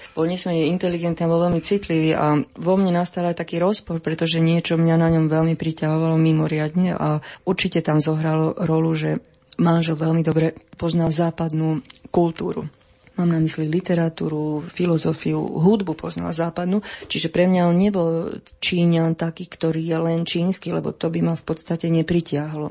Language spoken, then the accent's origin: Slovak; Slovakia; ja som Slovenka